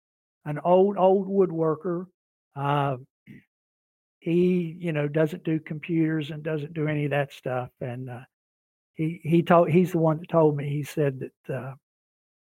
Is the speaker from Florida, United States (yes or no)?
no; West Virginia, United States; I'm from the Appalachian area. I'm from West Virginia.